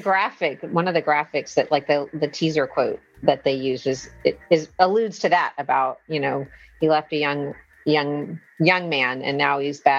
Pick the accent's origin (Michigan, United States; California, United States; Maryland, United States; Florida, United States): Florida, United States; Florida Keys, United States; I grew up in the Keys